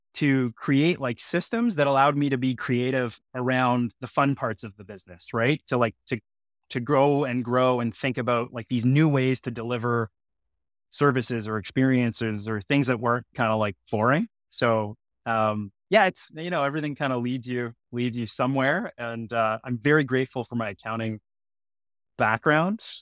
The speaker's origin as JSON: {"language": "English", "town": "Sudbury", "region": "Ontario", "country": "Canada", "tie": "born or raised there", "moved": "yes", "lives_now": "Toronto, Canada", "said": "I loved growing up in Sudbury. It's, you know, it's Northern Ontario."}